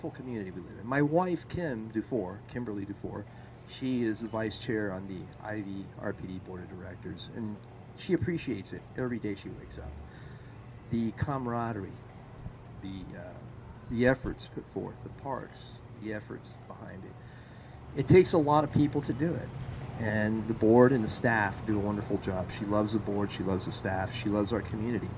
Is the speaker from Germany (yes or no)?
no; Cuba; also born or lived in Florida; now in Isla Vista, United States; I was born in Cuba